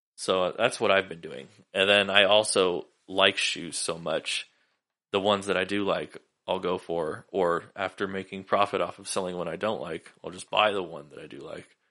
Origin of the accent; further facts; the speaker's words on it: Sacramento, California, United States; moved away; I grew up in Sacramento